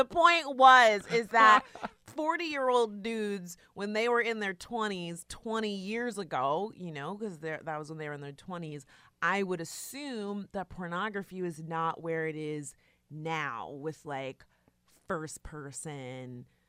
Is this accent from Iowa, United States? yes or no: no; Florida, United States; and we're from South Florida, so I was like really interested in that.